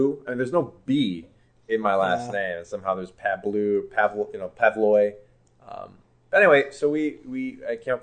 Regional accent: Chicago, Illinois, United States; I grew up in Chicago, in a suburb up north

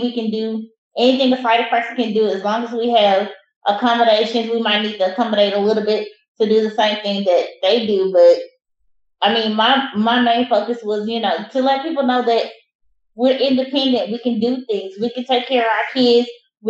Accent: Louisiana, United States; moved away; I'm originally from Louisiana

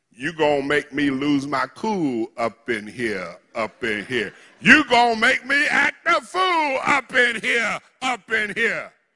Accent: United States; I'm African American

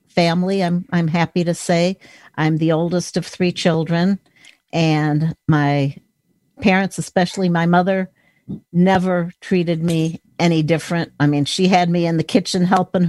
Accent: Lake Forest, Illinois, United States; now in Minnesota, United States; I grew up outside of Chicago

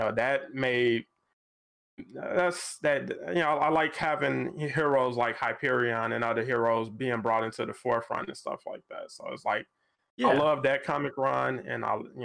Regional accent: Chicago, Illinois, United States; I'm from Chicago too

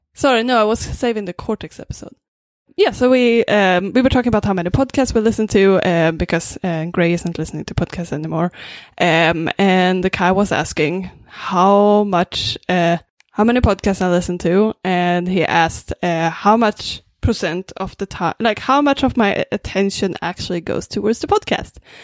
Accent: Sweden; English is a second language; now in Vancouver, Canada; I'm originally from Sweden

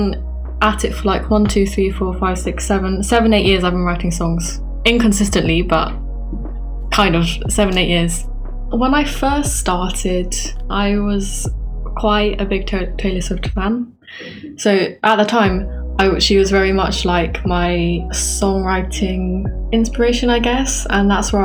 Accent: England, United Kingdom; I am from England, as you can tell from my accent

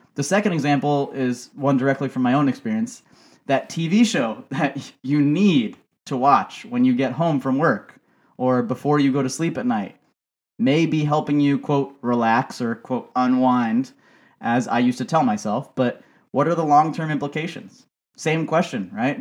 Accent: United States; growing up in America

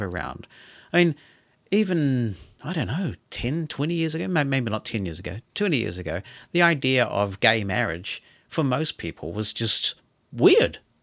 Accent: New Zealand; I'm a New Zealander

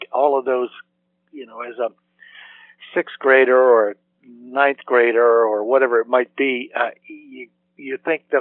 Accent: Chapel Hill, North Carolina, United States; also born or lived in Durham, North Carolina; now in Martha's Vineyard, United States; my family was in residence at Chapel Hill uh, in those days, and, and I consider myself a Chapel Hillian. So basically born and raised in Chapel Hill.

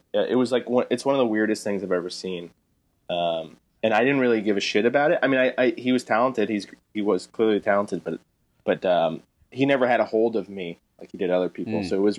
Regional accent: Boynton Beach, Florida, United States; also born or lived in Gainesville, Florida; I grew up in Boynton Beach, Florida. Close to Miami, about an hour north of Miami.

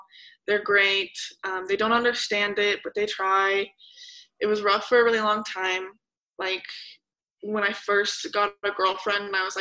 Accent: Denver, Colorado, United States; I was born and raised in Denver, Colorado, my whole life. Never moved, same house, whole life

